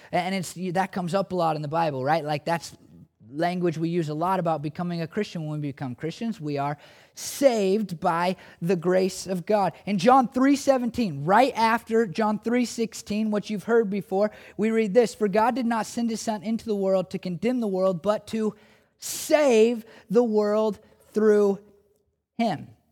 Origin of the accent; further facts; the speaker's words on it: United States; I'm an American